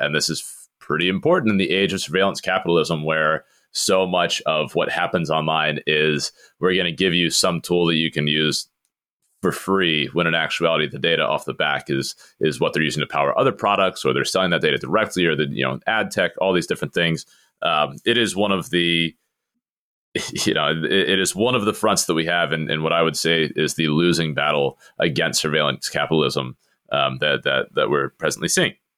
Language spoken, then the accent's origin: English; United States; as an American